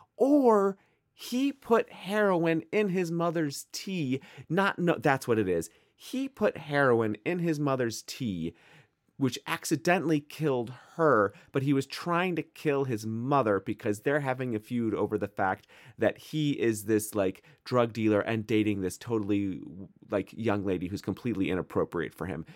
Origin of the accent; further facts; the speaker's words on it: Midwest, United States; accent: Midwestern; I am from the Midwest